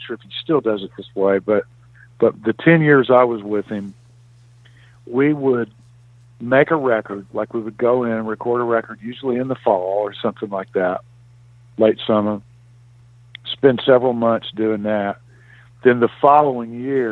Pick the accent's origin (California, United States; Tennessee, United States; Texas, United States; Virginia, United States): Tennessee, United States; Memphis; moved away; also born or lived in Nashville; It's my hometown